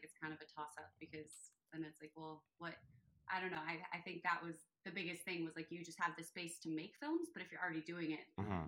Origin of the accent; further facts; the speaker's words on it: Delaware, United States; Philadelphia. Oh, okay, I'm from Delaware.